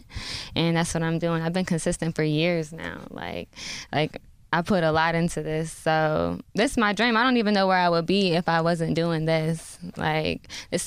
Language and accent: English; Jacksonville, Florida, United States; now in Atlanta, United States; I'm from Atlanta. But I grew up in Jacksonville